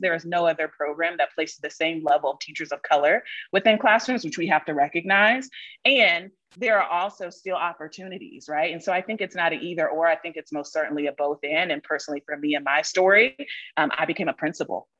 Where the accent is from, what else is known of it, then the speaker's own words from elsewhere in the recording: Columbus, Ohio, United States; moved away as an adult; also born or lived in Mississippi / Charlotte, North Carolina; the second place that I call home is Columbus, Ohio, which is where I grew up